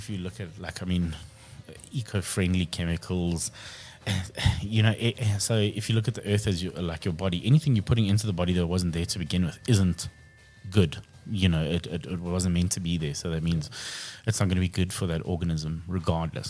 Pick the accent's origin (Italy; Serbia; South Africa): South Africa; Krugersdorp, Gauteng; Krugersdorp, my hometown